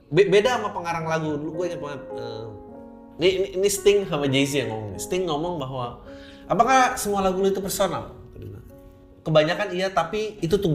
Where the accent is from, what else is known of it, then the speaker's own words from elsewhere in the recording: Jakarta, Indonesia; born there; sangat Jakarta banget ya karena gue lahir di Jakarta